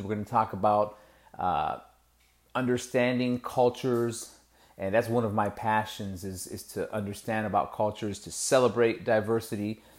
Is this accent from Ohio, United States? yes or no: yes; Lorain, Ohio, United States; grew up in Lorraine, went to, you know, kindergarten through twelfth grade there